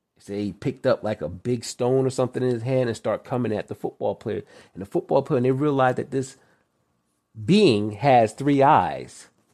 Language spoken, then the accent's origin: English; New York, United States; I'm originally from New York, and I live right by New Jersey